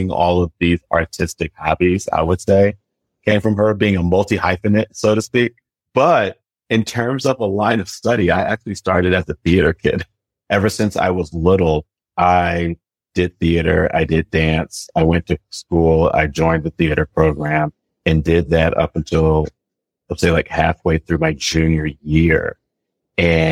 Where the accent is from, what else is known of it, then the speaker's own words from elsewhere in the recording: Washington, District of Columbia, United States; moved away as an adult; also born or lived in Aiken, South Carolina / New York; now in Brooklyn, United States; I'm originally from Washington, D.C.